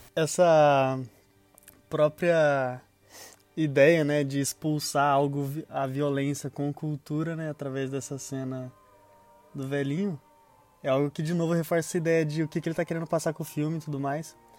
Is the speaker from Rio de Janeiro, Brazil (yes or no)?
no; São Paulo, Brazil; eu sou paulista